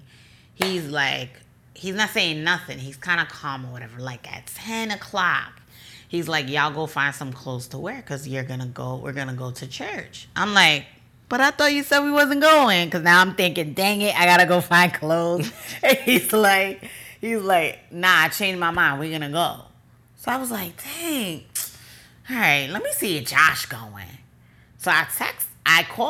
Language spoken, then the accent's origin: English; New Jersey, United States; I'm from Jersey